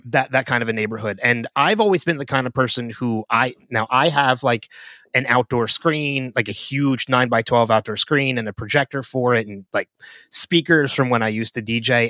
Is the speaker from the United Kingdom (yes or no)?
no; New Jersey, United States; born or raised there; also born or lived in Philadelphia